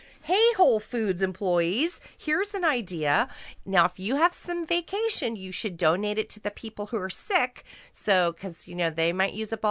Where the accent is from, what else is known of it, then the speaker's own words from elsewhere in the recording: Seattle, Washington, United States; I'm from Seattle